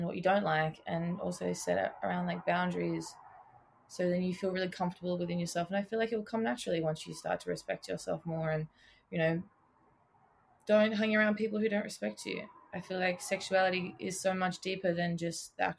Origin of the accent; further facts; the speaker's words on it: Tasmania, Australia; moved away; I come from Tasmania, like I grew up down there. My people aren't from there, but I did grow up there